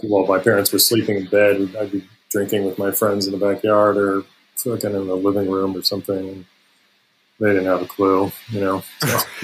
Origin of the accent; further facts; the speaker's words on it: Palos Verdes, California, United States; I grew up in the South Bay area and actually in Palos Verdes